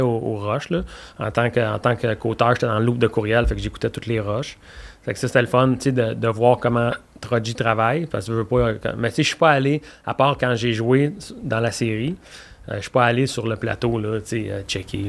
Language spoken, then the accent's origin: French; Quebec, Canada; j'aime le Québec, je suis québécois, j'aime ma patrie